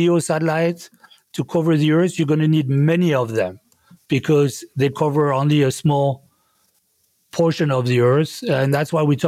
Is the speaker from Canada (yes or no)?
no; France; accent: French; English is a second language; moved away; as you can tell from my accent, I grew up in France